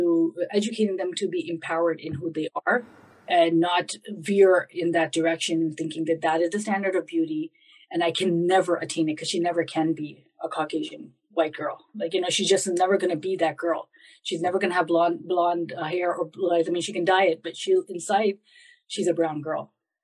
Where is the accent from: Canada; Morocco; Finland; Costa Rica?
Canada; moved away; You know, I grew up in a time when wearing a hijab in the in Canada was not as popular as it is today.